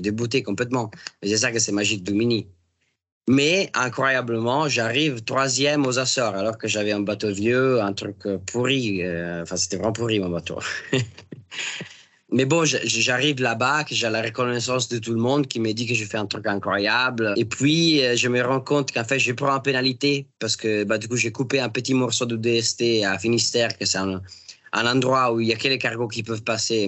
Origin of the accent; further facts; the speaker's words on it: Italy; moved away; quand on est italien